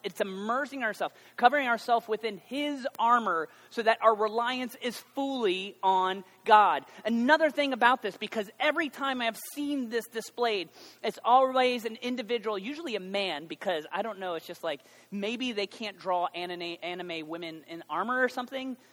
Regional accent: United States

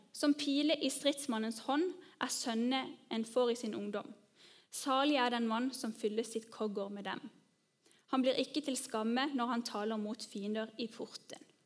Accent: Norway; oss som nordmenn

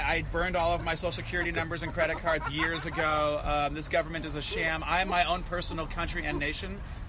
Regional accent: El Cerrito, California, United States; El Cerrito is where I was born and raised. It's a great town north of Berkeley.

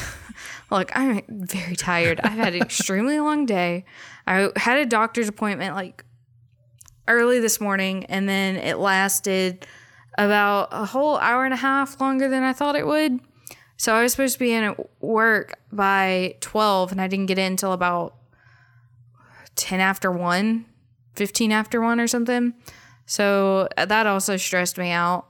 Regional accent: United States; I grew up in America.

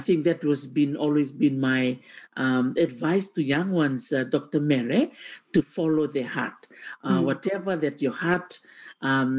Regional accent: Suva, Central Division, Fiji; I was the only one that was born and raised in Suva, the capital of Fiji.

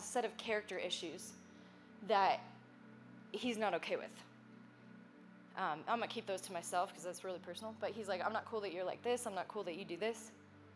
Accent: Nebraska, United States; moved away; I'm from Nebraska

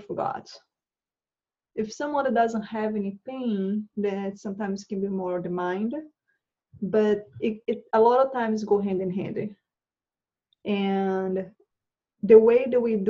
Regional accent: Brazil; moved away as an adult; also born or lived in Charlotte, North Carolina; now in United States; I moved from Brazil. I'm originally from Brazil. I moved from Brazil about 10 years ago.

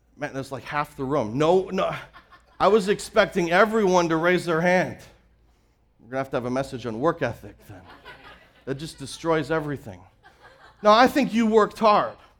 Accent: Canada; moved away; I'm originally from Canada. I grew up with that same picture i-, in my backyard. I grew up with Rocky Mountains covered in snow.

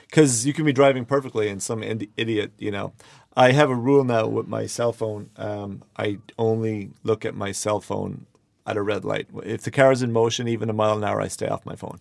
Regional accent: Ireland; now in Los Angeles, United States; I am from Ireland

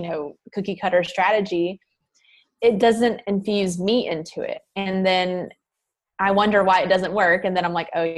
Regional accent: the South, United States; accent: Southern; I used to be really self-conscious of my accent coming from the South

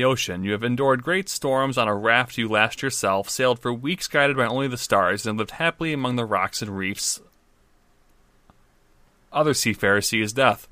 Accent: Michigan, United States; I'm from Michigan

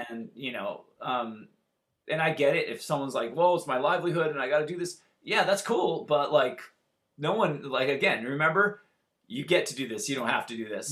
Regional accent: Santa Barbara, California, United States; moved away as an adult; now in Los Angeles, United States; I'm from originally from Santa Barbara, California. I live in LA.

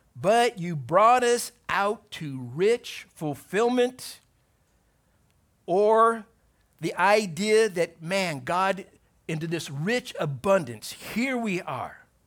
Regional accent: Torrance, California, United States; Born in Torrance, went to high school in Torrance

